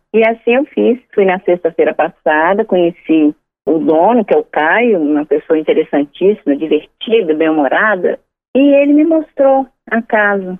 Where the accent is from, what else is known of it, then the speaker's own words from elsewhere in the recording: Minas Gerais, Brazil; Eu sou mineira